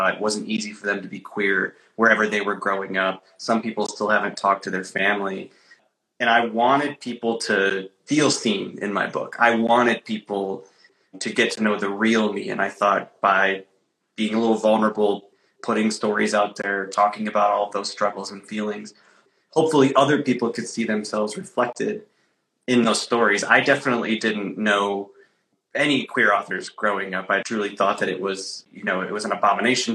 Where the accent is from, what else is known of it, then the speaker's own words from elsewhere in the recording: Traverse City, Michigan, United States; moved away; It's also my home state. So I'm in my hometown of Traverse City, Michigan right now.